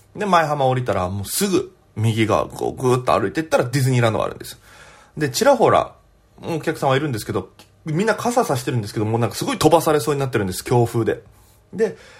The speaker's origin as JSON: {"language": "Japanese", "region": "Okinawa", "country": "Japan", "tie": "born or raised there", "moved": "yes", "lives_now": "Tokyo, Japan", "said": "私県出身で現在東京でフリーのピン芸人として活動しております"}